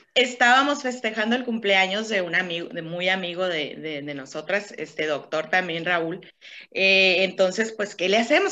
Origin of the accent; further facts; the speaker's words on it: Caborca, Sonora, Mexico; moved away; yo también soy de Caborca